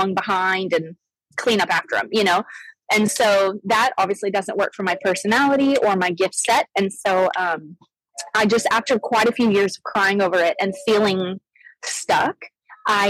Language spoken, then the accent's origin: English; Arizona, United States; I grew up in Arizona. I grew up actually a missionary kid.